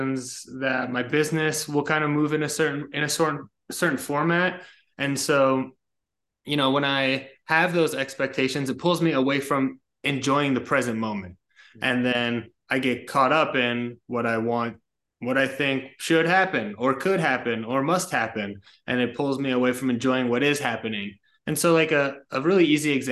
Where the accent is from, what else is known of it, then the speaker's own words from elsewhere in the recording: about 20 minutes north of the Bronx, New York, United States; I was born in New York, about 20 minutes north of the Bronx. I was raised there